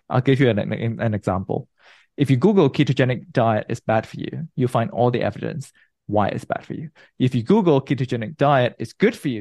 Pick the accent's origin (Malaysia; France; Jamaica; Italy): Malaysia; moved away as an adult; also born or lived in Nottingham, United Kingdom / New York, United States / New Jersey, United States / Munich, Germany; now in San Francisco, United States; I was born and bred in Malaysia. I grew up there.